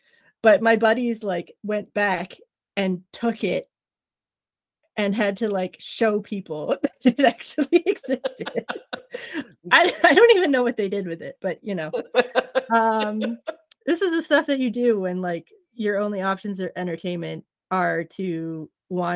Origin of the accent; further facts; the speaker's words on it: Trenton, Ontario, Canada; I grew up in the middle of redneck country, Trenton, Ontario